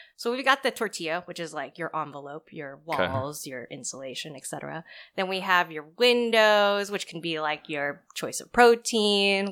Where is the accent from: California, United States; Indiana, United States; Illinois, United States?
California, United States; Oakland; also born or lived in Santa Barbara, California; I was born in Oakland, California, in the dirty 30s, some call it. So I was born and raised there